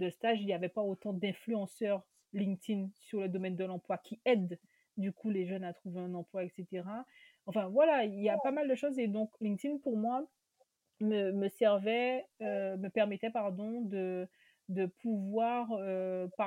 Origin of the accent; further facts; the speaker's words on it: Guadeloupe, France; sur l'ultramarin, sur l'antillais, si on veut réduire encore plus parce que je suis de Guadeloupe.